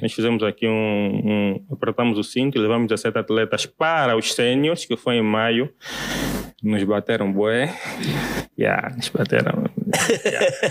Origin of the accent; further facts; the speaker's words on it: Benguela, Angola; moved away as an adult; now in Luanda, Angola; eu sou de Benguela